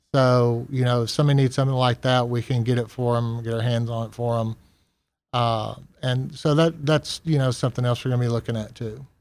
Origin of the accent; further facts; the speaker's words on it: Texas, United States; moved away as an adult; also born or lived in New Orleans; now in Gulfport, United States; I'm originally from Texas